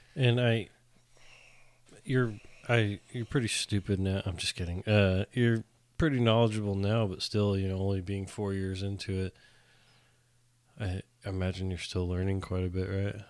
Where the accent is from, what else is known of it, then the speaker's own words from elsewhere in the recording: Northern California, United States; moved away as an adult; now in Texas, United States; come from Northern California where everybody votes correctly